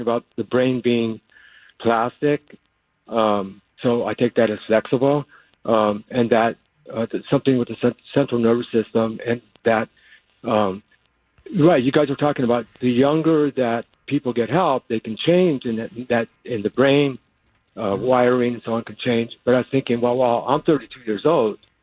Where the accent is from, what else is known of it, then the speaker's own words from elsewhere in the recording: Los Angeles, California, United States; I was raised in East